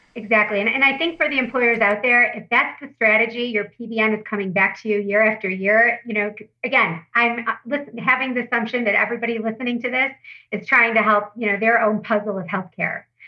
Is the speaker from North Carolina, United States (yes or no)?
no; Detroit, Michigan, United States; I'm from Detroit